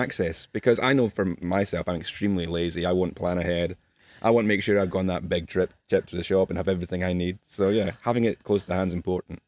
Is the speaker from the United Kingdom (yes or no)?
yes; Glasgow, Scotland, United Kingdom; accent: Glasgow; also born or lived in Edinburgh; I'm Scottish. I live just south of Edinburgh, but, um, more of a Glasgow accent.